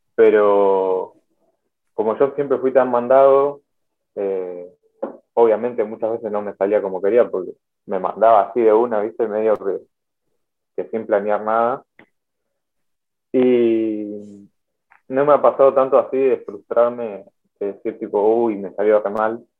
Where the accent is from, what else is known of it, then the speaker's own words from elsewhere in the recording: Buenos Aires, Argentina; soy de Buenos Aires